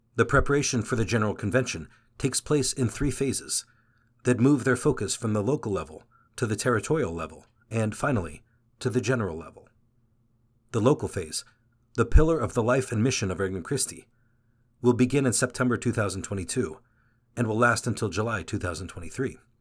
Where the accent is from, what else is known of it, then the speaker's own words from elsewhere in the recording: Mexico City, Mexico; I'm from Mexico City, the oldest of six siblings